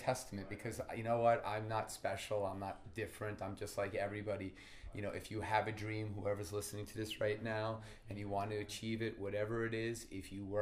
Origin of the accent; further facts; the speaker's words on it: Long Island, New York, United States; now in Las Vegas, United States; I'm from Long Island as well